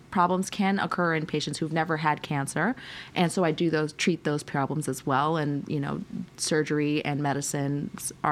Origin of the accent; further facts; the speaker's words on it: United States; We grew up kind of all over the United States, um, but uh, most recently, my parents are in New York, and I did a lot of my training on the East Coast.